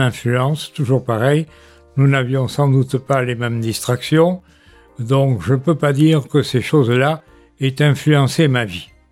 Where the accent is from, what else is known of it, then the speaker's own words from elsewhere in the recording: Bordeaux, Nouvelle-Aquitaine, France; also born or lived in Paris; je suis bordelais, né en 1940. En 1945, je suis à Bordeaux